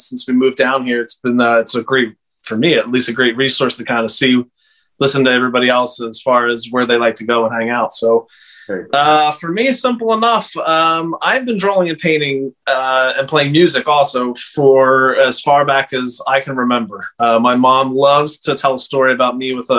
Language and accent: English; Conshohocken, Pennsylvania, United States; moved away as an adult; also born or lived in Philadelphia, Pennsylvania; now in Delaware, United States; I was born in Philadelphia, Pennsylvania, and grew up outside of the city in a suburb called Conshohocken, Plymouth Meeting area.